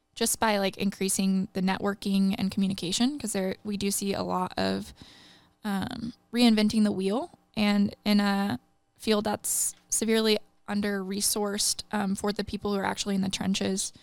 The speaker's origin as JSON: {"language": "English", "region": "Midwest", "country": "United States", "tie": "born or raised there", "moved": "yes", "lives_now": "Singapore", "said": "I grew up in the Midwest"}